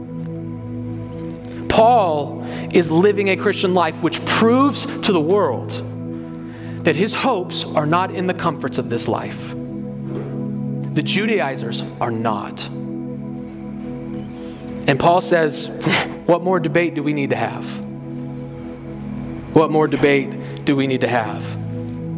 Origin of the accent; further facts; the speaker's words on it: Colorado, United States; I'm from Colorado